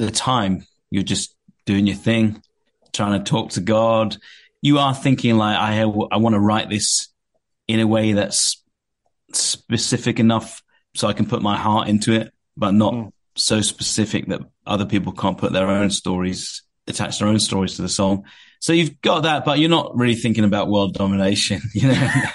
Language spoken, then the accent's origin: English; Watford, East of England, United Kingdom; accent: English; moved away as an adult; now in California, United States; I came from a place called Watford, which is uh, a town in England, a bit north of London